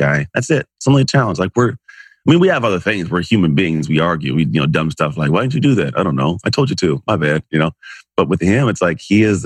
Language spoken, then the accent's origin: English; Antioch, California, United States; now in Walnut Creek, United States; Grew up in a town called Antioch, California